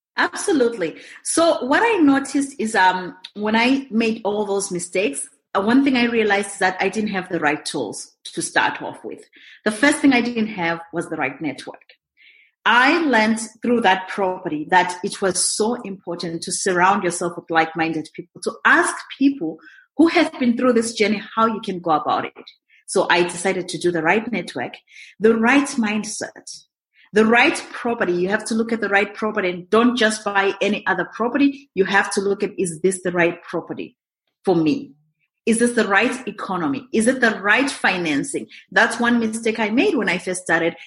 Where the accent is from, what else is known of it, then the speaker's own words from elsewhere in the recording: Zimbabwe; moved away as an adult; also born or lived in Montreal, Canada / Kelowna, Canada; now in Canada; I'm originally from Zimbabwe. It's in southern Africa, right next to South Africa. Born and bred there